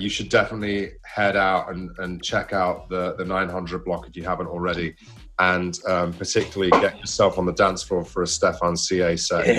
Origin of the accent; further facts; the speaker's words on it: Southport, North West England, United Kingdom; also born or lived in Manchester; I'm from Southport